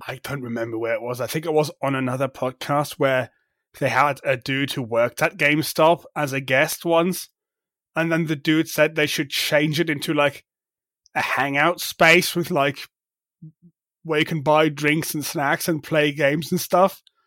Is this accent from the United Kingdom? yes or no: no; Germany; I am from Germany